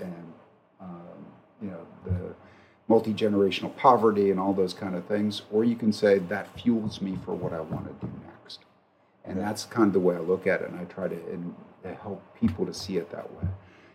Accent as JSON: {"language": "English", "area": "Wilkes-Barre Scranton area", "region": "Pennsylvania", "country": "United States", "tie": "born or raised there", "moved": "yes", "said": "I grew up in the Wilkes-Barre Scranton area"}